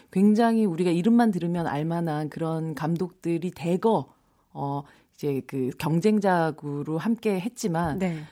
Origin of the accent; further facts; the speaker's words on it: Busan, South Korea; 제가 아. 부산 출신인데